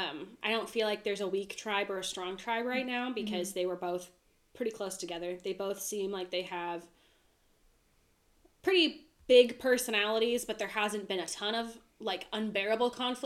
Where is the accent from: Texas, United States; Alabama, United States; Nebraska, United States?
Texas, United States; I'm thankful I'm alive, and I'm thankful I'm a Texan.